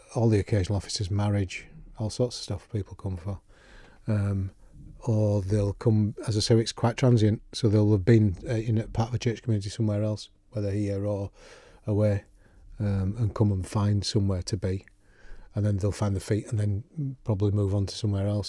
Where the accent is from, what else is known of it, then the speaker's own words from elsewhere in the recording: Yorkshire and the Humber, United Kingdom; now in Isle of Man; I am gently proud of my, my Yorkshire roots as well as living here